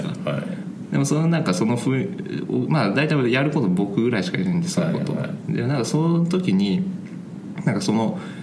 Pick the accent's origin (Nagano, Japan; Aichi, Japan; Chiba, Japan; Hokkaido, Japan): Aichi, Japan; Ichinomiya; also born or lived in Shiga / Konan, Aichi; 生まれはまた別で滋賀だったりするんですけどまあ、ほぼ育ちが愛知でで愛知の中のなんだろうなまあ、一宮市